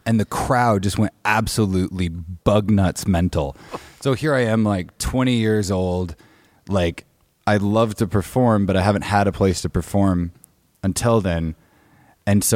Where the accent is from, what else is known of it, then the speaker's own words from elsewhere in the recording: Bellingham, Washington, United States; moved back up to Bellingham, Washington, my hometown